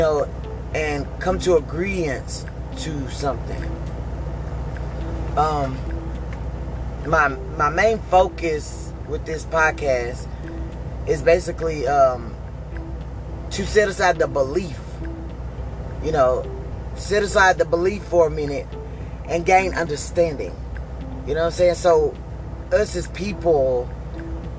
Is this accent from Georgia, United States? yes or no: no; Hattiesburg, Mississippi, United States; now in Texas, United States; I'm from Hattiesburg, Mississippi. I live in Rocheron, Texas currently.